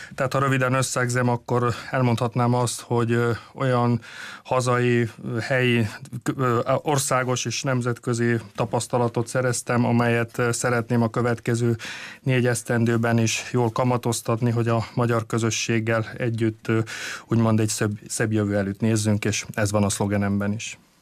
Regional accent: Gornji Lakoš, Slovenia; felső lakosban születtem, ott is élek

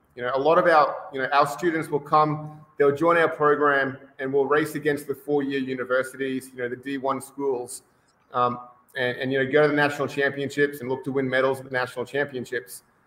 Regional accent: Brisbane, Queensland, Australia; moved away as an adult; now in Costa Mesa, United States; I'm originally from Australia. So uh, born and bred in Australia, in Brisbane. And uh, I moved over here about, uh, gee, almost 15 years ago now.

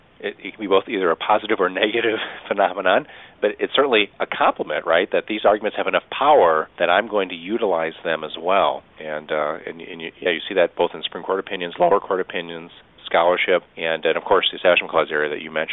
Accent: United States; I grew up, I'm an American

